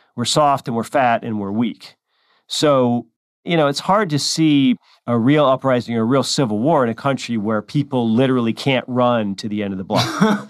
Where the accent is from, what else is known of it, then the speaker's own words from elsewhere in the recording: California, United States; California, my home state